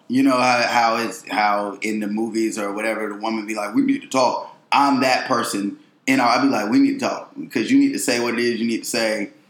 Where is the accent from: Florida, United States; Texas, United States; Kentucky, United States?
Florida, United States; I am from Florida